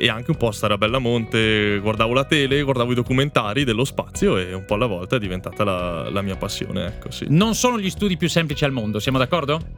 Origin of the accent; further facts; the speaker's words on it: Trentino-Alto Adige, Italy; now in Madrid, Spain; mi hanno fatto capire l'importanza e la fortuna di essere nato e cresciuto in Val di Fiera insieme.